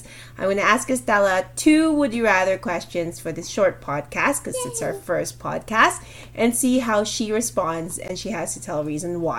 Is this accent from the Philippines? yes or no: yes; Philippines; because we're Filipino